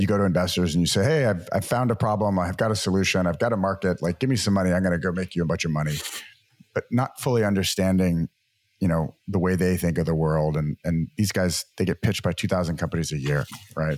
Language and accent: English; New Orleans, Louisiana, United States; moved away as an adult; also born or lived in Massachusetts / San Francisco; Grew up in the great state of Louisiana and the wonderful city of New Orleans.